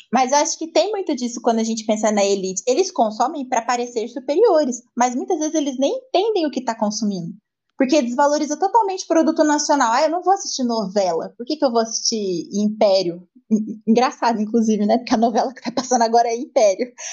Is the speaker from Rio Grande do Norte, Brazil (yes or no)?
no; interior of São Paulo, Brazil; Eu entendo muito mais uma letra de modão que fala do interior de São Paulo, que é de onde eu sou